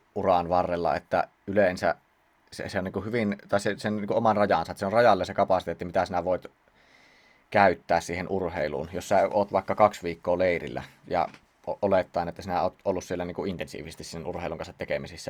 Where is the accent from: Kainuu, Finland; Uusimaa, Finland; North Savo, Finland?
North Savo, Finland; Siilinjärvi; sieltä Siilinjärveltä kun olen kotoisin